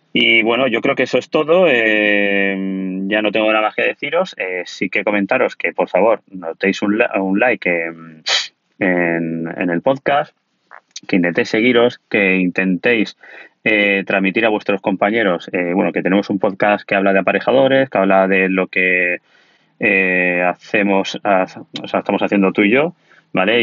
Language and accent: Spanish; Alicante, Valencian Community, Spain; yo soy de Alicante, de un pueblo de Alicante